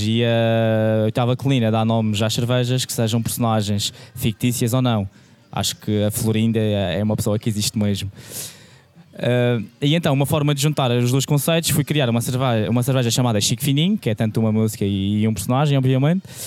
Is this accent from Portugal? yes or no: yes; Madeira, Portugal; moved away; eu sou madeirense e quando vou à Madeira